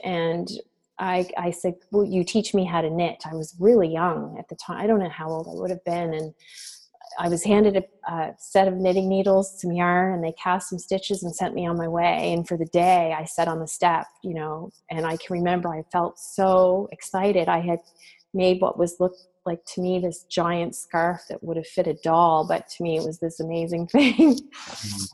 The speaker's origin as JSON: {"language": "English", "town": "Dayspring", "region": "Nova Scotia", "country": "Canada", "tie": "born or raised there", "said": "I grew up in a small community known as Dayspring, uh, which is in Nova Scotia, and it's situated along the Lahave River in Lunenburg County."}